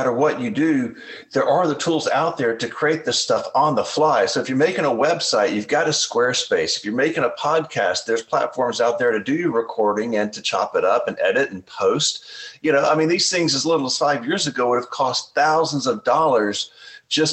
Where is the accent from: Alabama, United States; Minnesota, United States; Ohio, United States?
Alabama, United States; I grew up in Alabama, poor as dirt.